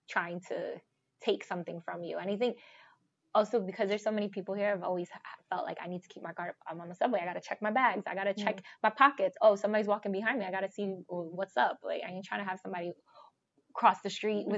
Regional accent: New York City, New York, United States; I'm from the Bronx

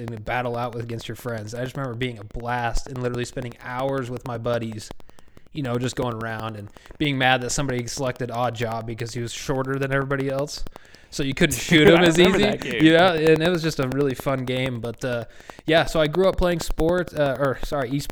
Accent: Meridian, Idaho, United States; I grew up here in Meridian, Idaho

